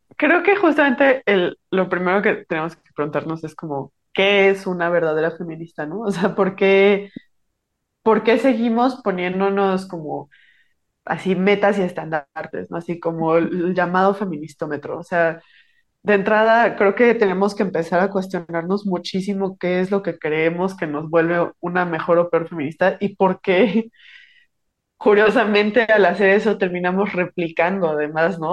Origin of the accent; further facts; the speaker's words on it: Morelia, Michoacán, Mexico; Yo soy de Morelia, Michoacán